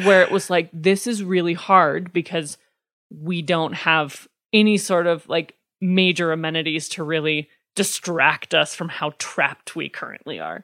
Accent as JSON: {"language": "English", "town": "Pavillion", "region": "Wyoming", "country": "United States", "tie": "born or raised there", "lives_now": "Lander, United States", "said": "I grew up in Pavilion"}